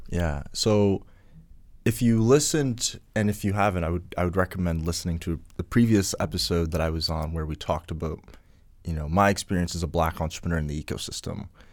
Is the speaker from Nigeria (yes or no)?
no; Ghana; now in Canada; I come from Ghana